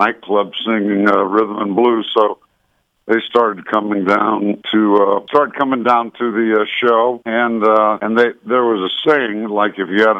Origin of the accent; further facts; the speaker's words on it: Anaheim and Santa Ana, Orange County, California, United States; Well, Bobby and I were raised in Anaheim and Santa Ana in Orange County.